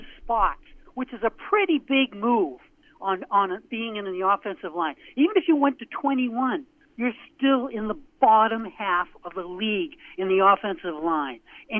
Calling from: Portland, Maine, United States; from Portland, Maine.

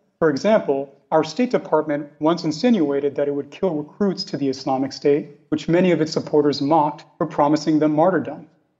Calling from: New York, United States; I'm calling you from New York

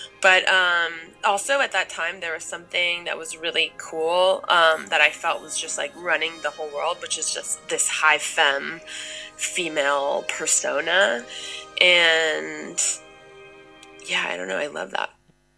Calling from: Los Angeles, California, United States; I'm calling, no sorry, I'm calling from Los Angeles.

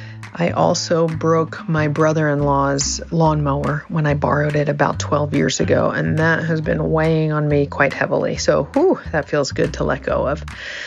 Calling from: Netherlands; I am calling in from the Netherlands, where I don't have to keep secrets about who I am or who I love.

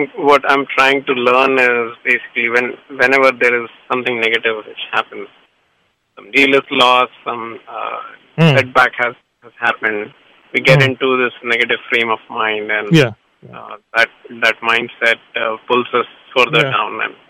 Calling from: Fremont, California, United States; I'm calling from Fremont.

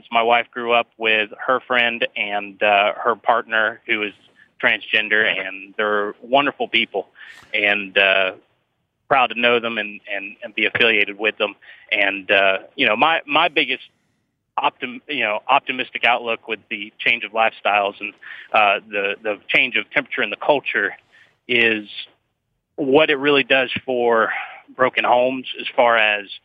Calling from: Minnesota, United States; Um, down towards Minneapolis area, but a little bit southern.

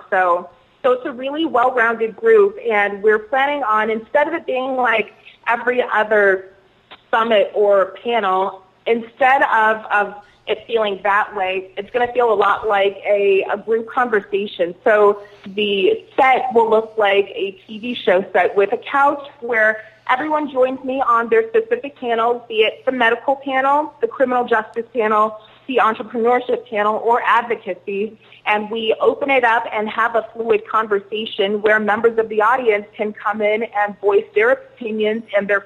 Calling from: Denver, Colorado, United States; I am calling you from Denver, Colorado.

